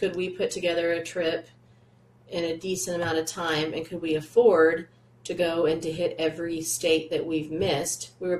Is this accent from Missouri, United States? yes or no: yes; Missouri, United States; which we're from Missouri. We can have a gravel road.